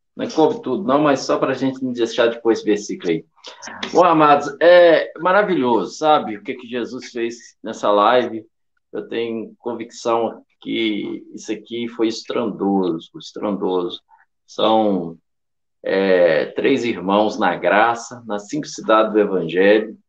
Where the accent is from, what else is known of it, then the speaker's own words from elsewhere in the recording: Belo Horizonte, Minas Gerais, Brazil; eu sou de Belo Horizonte